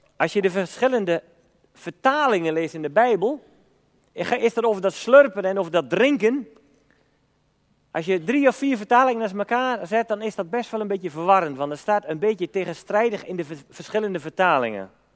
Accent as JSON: {"language": "Dutch", "town": "Elburg", "region": "Gelderland", "country": "Netherlands", "said": "bij ons in Elburg en omgeving"}